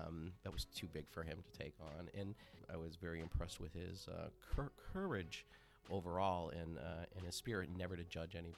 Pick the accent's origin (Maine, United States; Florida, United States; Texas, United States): Maine, United States; Yarmouth; I grew up in Yarmouth, Maine, right outside of Portland